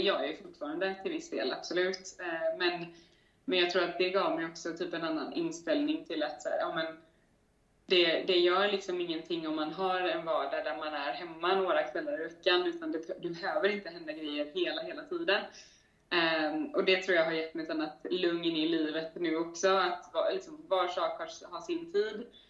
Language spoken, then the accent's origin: Swedish; Gothenburg, Västra Götaland, Sweden; moved away as an adult; now in Stockholm, Sweden; göteborgare i grunden, men har varit, eh, har varit ute och flängt i världen ett par år, de senaste fem åren